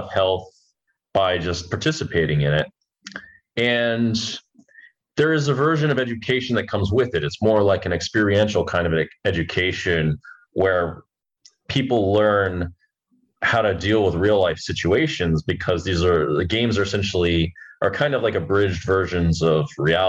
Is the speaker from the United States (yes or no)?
yes; United States; I come from America